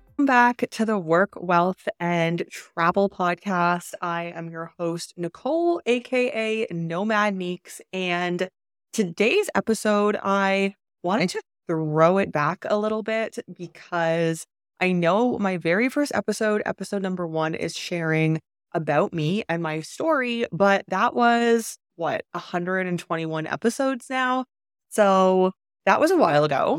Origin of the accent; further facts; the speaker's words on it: Canada; moved away as an adult; also born or lived in China; I am from Canada